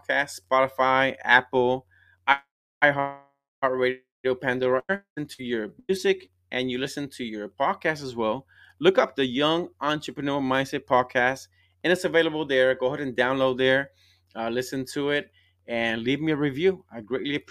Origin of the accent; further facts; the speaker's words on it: Puerto Rico; I'm from Puerto Rico and my wife is from Colombia